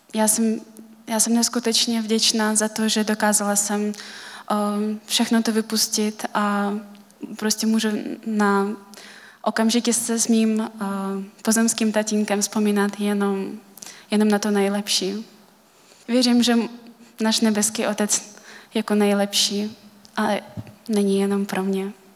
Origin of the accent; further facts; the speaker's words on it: Kalmykia, Russia; Czech is a second language; moved away as an adult; now in Czech Republic; už 9 let jsem v Česku, jinak pocházím z Kalmické republiky, což je součást Ruska.